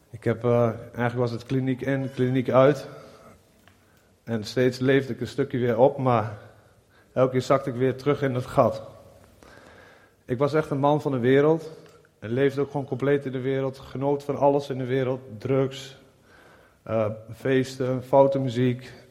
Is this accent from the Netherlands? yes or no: yes; Nieuwleusen, Overijssel, Netherlands; ik ben 39 jaar en ik kom uit Nieuw-Leuzen.